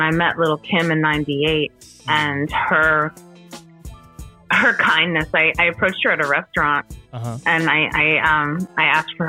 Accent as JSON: {"language": "English", "region": "New Jersey", "country": "United States", "tie": "born or raised there", "also_born_or_lived": "Paterson, New Jersey", "said": "I was growing up in New Jersey and, you know, my whole family is from Patterson, which is a big city in northern New Jersey."}